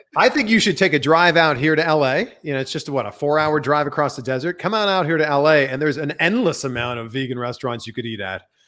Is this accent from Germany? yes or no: no; Canada; now in United States; I'm from Canada